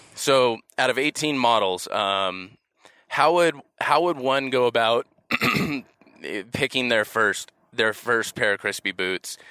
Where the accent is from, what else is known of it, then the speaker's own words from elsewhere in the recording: Los Angeles, California, United States; I'm from Los Angeles